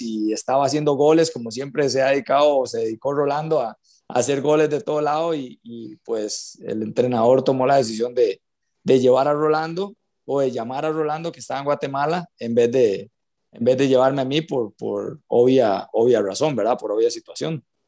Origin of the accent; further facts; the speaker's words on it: San José, Costa Rica; yo soy de Cristo Rey, del puro centro de San José